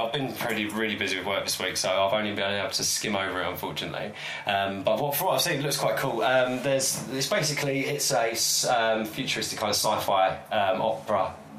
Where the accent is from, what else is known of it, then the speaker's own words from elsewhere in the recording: Croydon, London, United Kingdom; I grew up in Croydon.